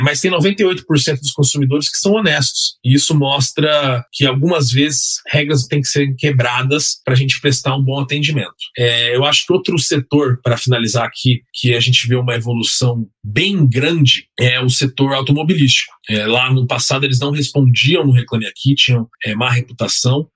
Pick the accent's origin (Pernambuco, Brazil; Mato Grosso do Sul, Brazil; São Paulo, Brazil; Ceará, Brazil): Mato Grosso do Sul, Brazil; Campo Grande; tem uma loja lá em Campo Grande chamada Anitta, na minha cidade natal